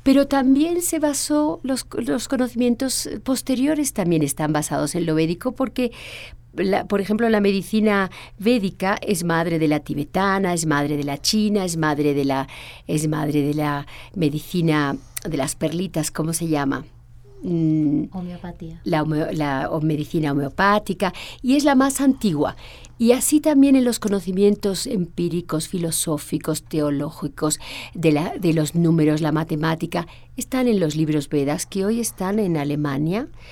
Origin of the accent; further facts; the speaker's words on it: Spain; cuando llego a España, mi país natal